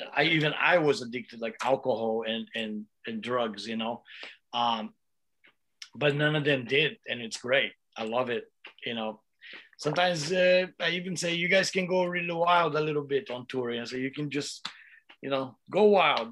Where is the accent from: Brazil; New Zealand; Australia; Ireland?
Brazil; now in United States; I come from Brazil, uh, and and you know, we were really poor. You know, my mom had to take care of me and Igor and my sister, and we used we li- we used to live in one little shack uh, in the back back room of my grandma's house